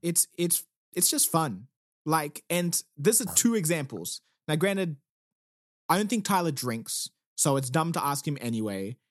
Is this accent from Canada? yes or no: no; South Africa; now in Australia; I am South African